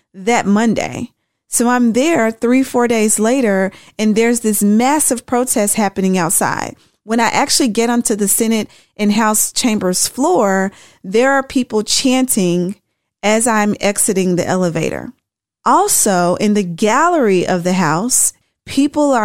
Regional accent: Tennessee, United States; I'm from Tennessee

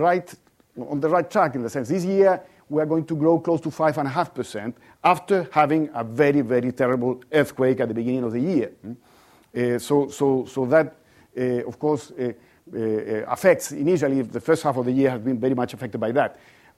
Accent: Chile; well, I come from Chile, and probably not many of you are familiar with Chile.

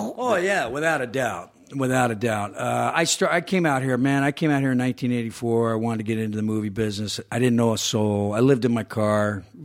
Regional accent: Georgia, United States; moved away; growing up in Georgia

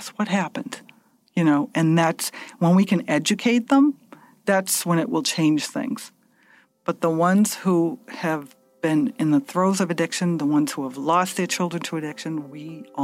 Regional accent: Massachusetts, United States; And we're all from Massachusetts.

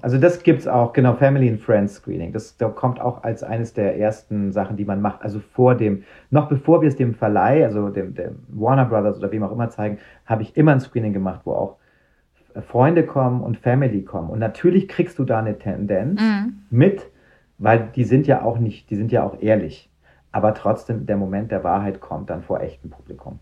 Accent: Munich, Bavaria, Germany; für mich als Münchner

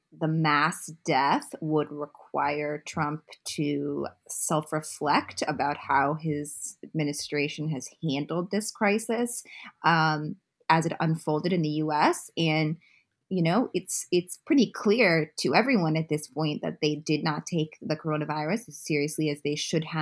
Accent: Utah, United States; I am from Utah

